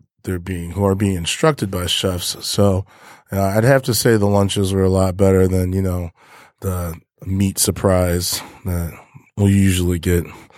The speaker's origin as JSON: {"language": "English", "region": "Michigan", "country": "United States", "tie": "born or raised there", "also_born_or_lived": "Ohio", "said": "yeah, I think we are. I think I'm from Michigan."}